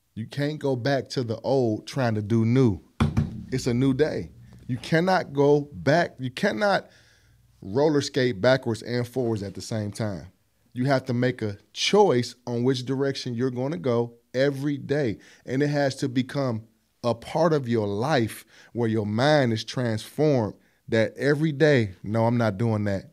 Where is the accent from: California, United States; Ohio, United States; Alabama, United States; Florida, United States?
Ohio, United States; East Cleveland; also born or lived in Buckeye area, Cleveland, Ohio; we moved to E C in nineteen eighty-five. So I'm not from E C.